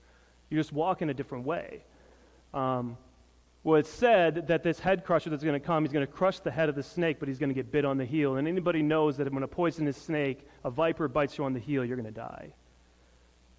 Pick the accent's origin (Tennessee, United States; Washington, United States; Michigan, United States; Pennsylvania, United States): Michigan, United States; moved away; also born or lived in Alaska; I grew up in Michigan, and then I spent time in Alaska